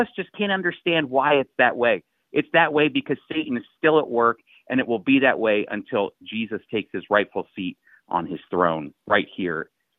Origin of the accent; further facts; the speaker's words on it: Tel Aviv, Tel Aviv District, Israel; I'm from Tel Aviv, which is just absolutely amazing.